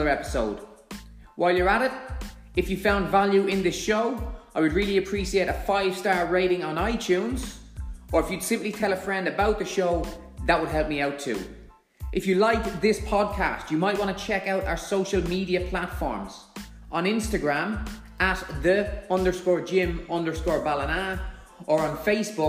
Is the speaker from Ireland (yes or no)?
yes; Ireland; accent: Irish (compared to Conor McGregor)